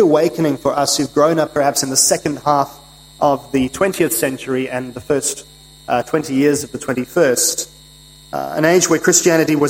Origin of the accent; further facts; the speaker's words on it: United Kingdom; moved away; As a British citizen and subject myself